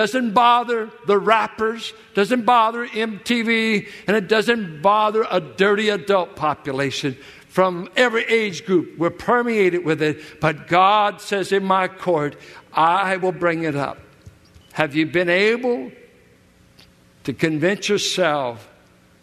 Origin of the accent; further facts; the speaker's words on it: Richmond, California, United States; where I grew up in Richmond, 6th and Cutting, south of Carlson